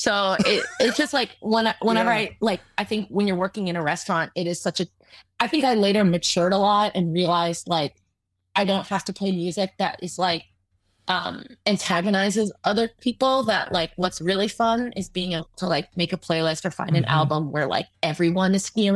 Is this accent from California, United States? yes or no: yes; Southern California, United States; growing up in Southern California, where it's like skate and surf culture